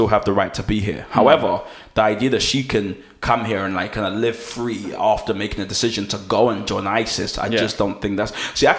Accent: London, United Kingdom; As a Londoner, I want things to be as fast as they possibly can.

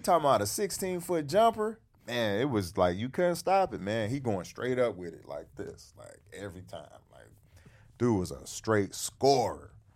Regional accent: Detroit, Michigan, United States; Detroit, my hometown

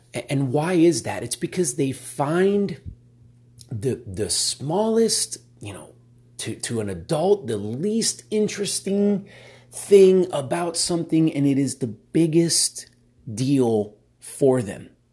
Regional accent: Miami, Florida, United States; now in Texas, United States; I'm from Miami originally, and so, uh, moved out to Texas, live in Texas now

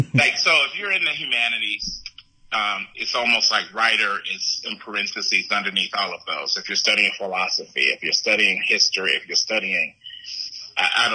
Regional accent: Gary, Indiana, United States; I grew up in Gary, Indiana.

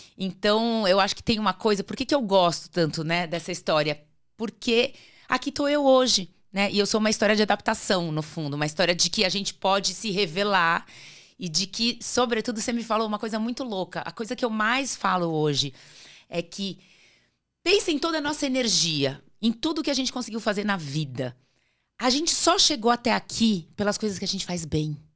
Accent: Natal, Rio Grande do Norte, Brazil; also born or lived in Sertãozinho, São Paulo, Brazil; em 78 a gente foi morar em Natal

